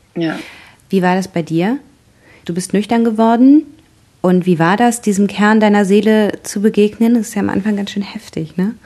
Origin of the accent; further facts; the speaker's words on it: North Rhine-Westphalia, Germany; now in Bavaria, Germany; Ich komme ja aus Nordrhein-Westfalen, lebe mittlerweile in Bayern